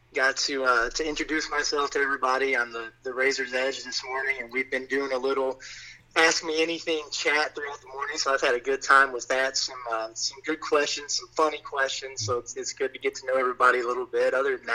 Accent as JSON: {"language": "English", "town": "McCrory", "region": "Arkansas", "country": "United States", "tie": "born or raised there", "said": "So I'm an Arkansas boy. So I grew up in McCrory over in Woodruff County off of Highway 64, go Jaguars."}